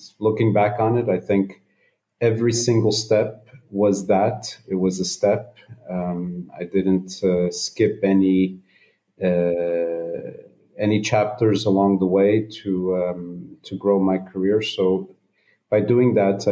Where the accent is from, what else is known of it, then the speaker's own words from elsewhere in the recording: United States; I am of Portuguese descent. So my parents are both Portuguese, but I grew up in the United States